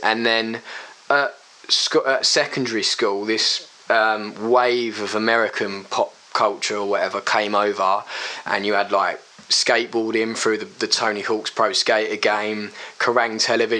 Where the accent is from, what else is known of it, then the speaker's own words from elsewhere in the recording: Brentwood, East of England, United Kingdom; always Brentwood, yeah.